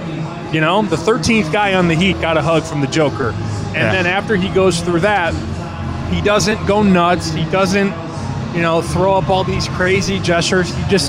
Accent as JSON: {"language": "English", "town": "Chicago", "region": "Illinois", "country": "United States", "tie": "born or raised there", "said": "I was born in Chicago, not in Serbia. I've never even been to the motherland."}